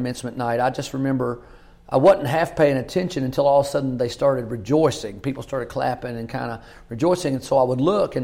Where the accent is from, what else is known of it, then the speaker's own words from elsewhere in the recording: Kentucky, United States; I grew up in Kentucky, Greene County